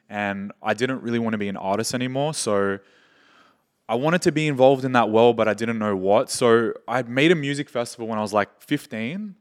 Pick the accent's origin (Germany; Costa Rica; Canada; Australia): Australia; moved away as an adult; now in Dubai, United Arab Emirates; I'm from Australia. And I was born and raised there, have moved to Dubai like four